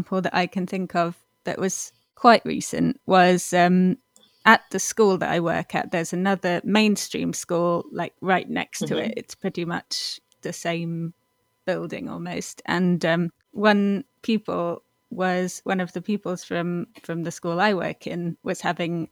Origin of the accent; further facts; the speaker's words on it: Suffolk, East of England, United Kingdom; now in Nottingham, United Kingdom; I'm from Suffolk in the UK, although I currently live in Nottingham